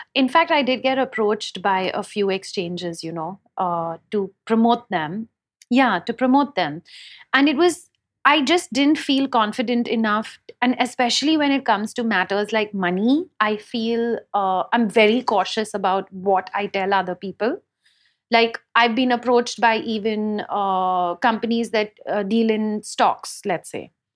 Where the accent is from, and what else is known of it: India